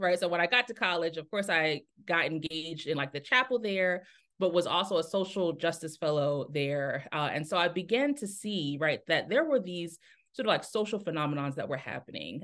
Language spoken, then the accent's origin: English; Newark, Delaware, United States; moved away; also born or lived in Atlanta, Georgia; I'm originally from Newark, Delaware